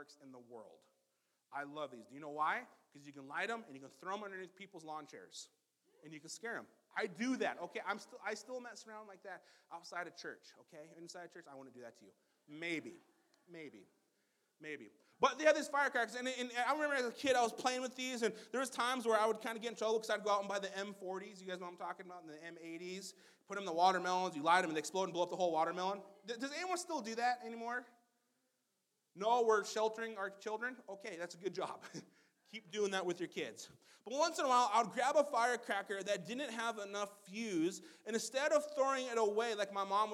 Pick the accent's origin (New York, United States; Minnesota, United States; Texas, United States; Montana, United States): Montana, United States; also born or lived in Black Hills, South Dakota; I grew up in the Black Hills just for a little bit, and the rest of my time in Montana